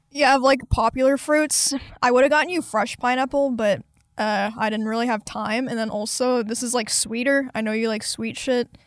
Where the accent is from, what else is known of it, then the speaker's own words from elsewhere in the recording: Kansas, United States; now in Texas, United States; I come from Kansas